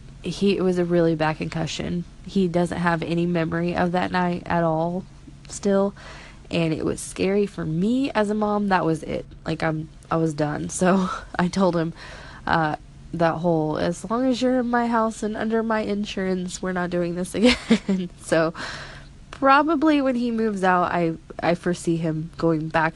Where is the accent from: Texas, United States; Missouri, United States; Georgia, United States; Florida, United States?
Missouri, United States; I'm from Missouri